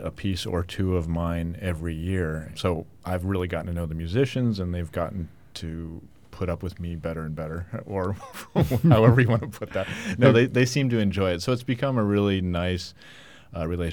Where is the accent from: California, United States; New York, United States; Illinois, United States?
Illinois, United States; Chicago; I grew up in Chicago listening to this orchestra